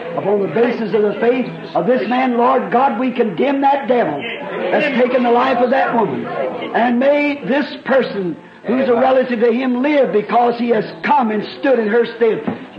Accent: Burkesville, Kentucky, United States; I'm from Burksville, Kentucky.

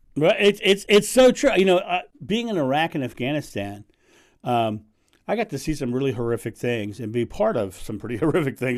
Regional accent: United States; I'm American

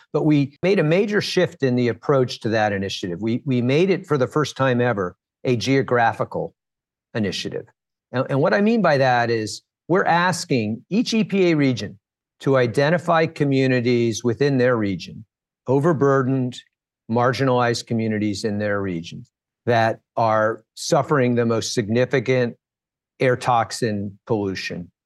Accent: Washington, District of Columbia, United States; also born or lived in Flint, Michigan; I grew up in Washington, D C. My family moved here so that my dad could work at the Department of Labor

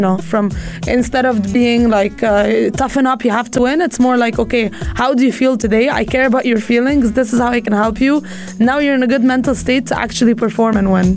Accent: Egypt; also born or lived in United States; now in United Arab Emirates; I grew up in Egypt

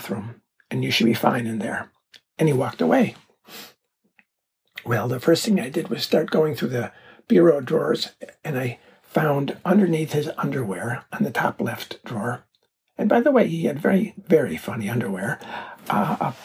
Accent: Chicago, Illinois, United States; moved away as an adult; also born or lived in New York City; I'm from Chicago

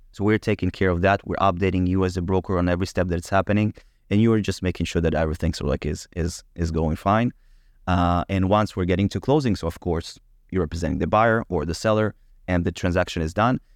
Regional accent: Israel; I was born in Israel, but my family came to Israel from Ukraine

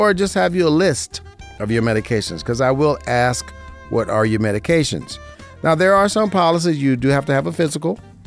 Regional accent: Las Vegas, Nevada, United States; This is my hometown, born and raised in Las Vegas, Nevada, in the 89106

